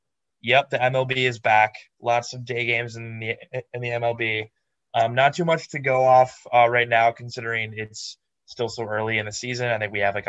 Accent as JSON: {"language": "English", "region": "Minnesota", "country": "United States", "tie": "born or raised there"}